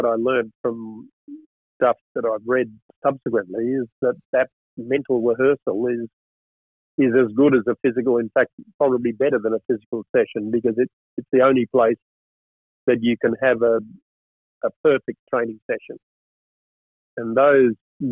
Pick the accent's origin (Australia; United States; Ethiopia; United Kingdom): Australia; Adelaide, South Australia; moved away as an adult; also born or lived in Sydney / Brisbane; I grew up in Adelaide